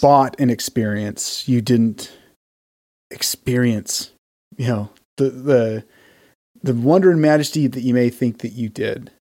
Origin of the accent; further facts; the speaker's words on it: Utah, United States; also born or lived in Texas; We're both from Utah